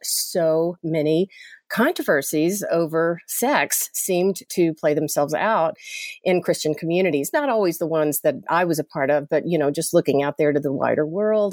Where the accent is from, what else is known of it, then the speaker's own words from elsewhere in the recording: Chattanooga, Tennessee, United States; moved away; I'm from Chattanooga, Tennessee originally and grew up Southern Baptist